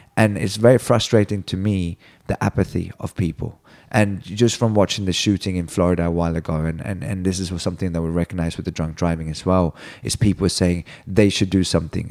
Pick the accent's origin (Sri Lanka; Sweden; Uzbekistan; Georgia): Sweden; now in United States; I'm from Sweden